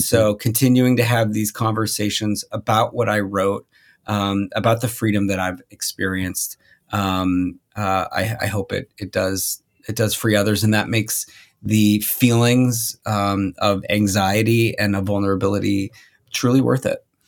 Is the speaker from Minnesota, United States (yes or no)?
yes; Minnesota, United States; moved away as an adult; I grew up in Minnesota